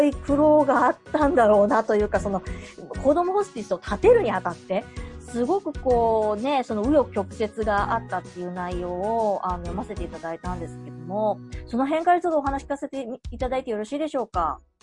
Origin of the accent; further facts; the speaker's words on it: Kansai, Japan; 私たち関西の人間